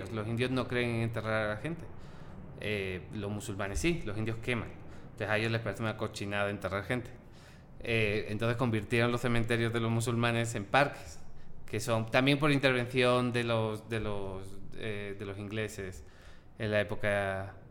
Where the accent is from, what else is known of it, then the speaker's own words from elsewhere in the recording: Cádiz, Andalusia, Spain; moved away as an adult; also born or lived in New Delhi, India / Madrid, Spain; now in Mexico City, Mexico; Yo soy de Cádiz. Ok. Soy del, del piquito abajo al lado de Marruecos.